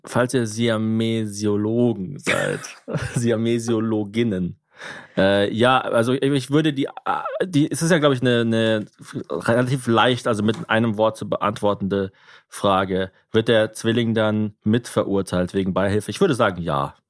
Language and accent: German; Ulm, Baden-Württemberg, Germany; Bei uns in Ulm